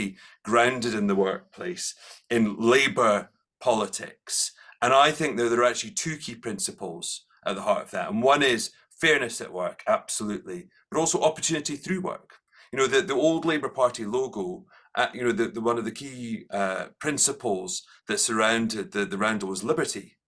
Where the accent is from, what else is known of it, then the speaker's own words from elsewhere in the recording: Edinburgh, Scotland, United Kingdom; I grew up in Collington, which was lovely. I think Edinburgh is a special place